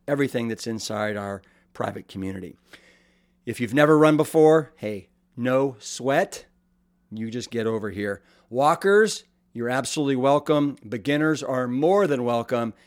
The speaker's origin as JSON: {"language": "English", "town": "Austin", "region": "Texas", "country": "United States", "tie": "born or raised there"}